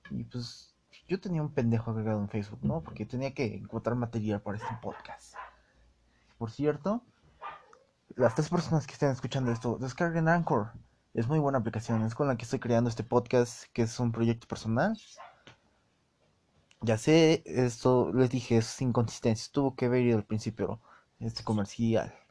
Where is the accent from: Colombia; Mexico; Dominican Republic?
Mexico; Pero yo, como buen mexicano que soy, estoy arriesgando mucho en revelar nacionalidad, pero pues, como buen mexicano que soy